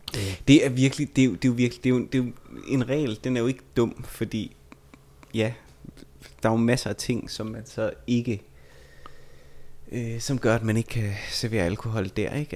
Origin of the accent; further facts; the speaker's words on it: Vejle, Southern Denmark, Denmark; jeg er fra Vejle